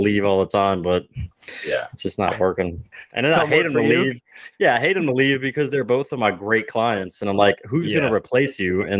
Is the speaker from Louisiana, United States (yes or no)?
yes; Chalmette, Louisiana, United States; I'm from Chalmette for all the guys that don't know, right? DJ is from right across the river from me from West Wego, right?